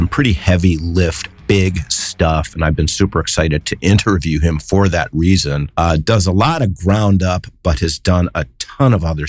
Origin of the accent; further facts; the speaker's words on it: Cleveland, Ohio, United States; now in San Francisco Bay Area, United States; I'm from Cleveland